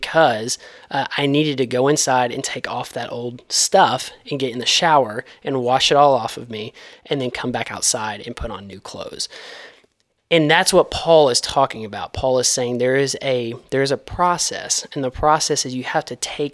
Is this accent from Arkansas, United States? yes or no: yes; DeWitt, Arkansas, United States; I grew up in DeWitt, Arkansas